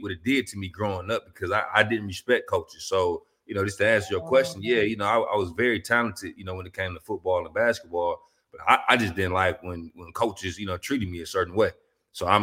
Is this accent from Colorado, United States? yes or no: no; Detroit, Michigan, United States; growing up in Detroit, you know, we like the land of the hustlers